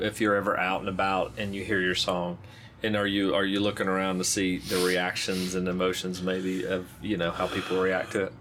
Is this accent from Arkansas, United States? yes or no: yes; Arkansas, United States; I'm from Arkansas